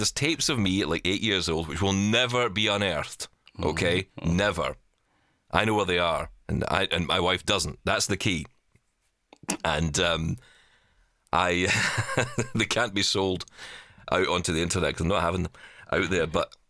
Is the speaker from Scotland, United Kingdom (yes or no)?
yes; Glasgow, Scotland, United Kingdom; You know, growing up in East End of Glasgow, you know, I don't have that accent that came with it, because I just wasn't in it, really.